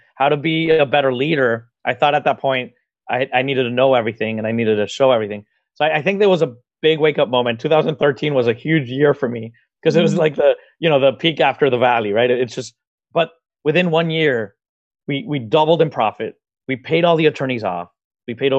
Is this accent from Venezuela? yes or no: yes; Venezuela; moved away as an adult; now in Miami, United States; I'm originally from Venezuela in South America, and I graduated as a process engineer there